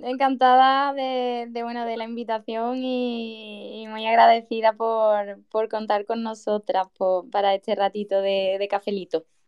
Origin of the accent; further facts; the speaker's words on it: Seville, Andalusia, Spain; moved away as an adult; now in Huelva, Spain; yo soy de Sevilla, pero actualmente me encuentro trabajando en Huelva